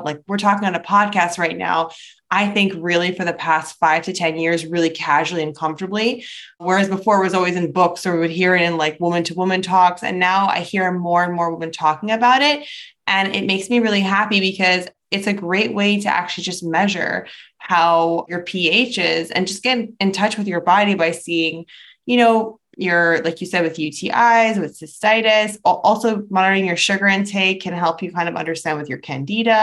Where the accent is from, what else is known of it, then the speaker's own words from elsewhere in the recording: New York City, New York, United States; moved away as an adult; So I grew up between different countries, but I mainly grew up in New York City